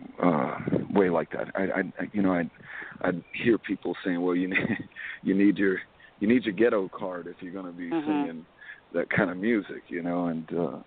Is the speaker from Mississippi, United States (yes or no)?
yes; Waveland, Mississippi, United States; now in Las Vegas, United States; growing up in South Mississippi, I grew up in a little town called Waveland, Mississippi